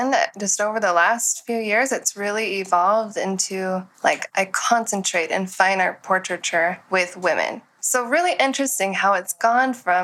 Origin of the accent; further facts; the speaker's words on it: Tennessee, United States; moved away as an adult; when I turned 20 years old, I moved west from Tennessee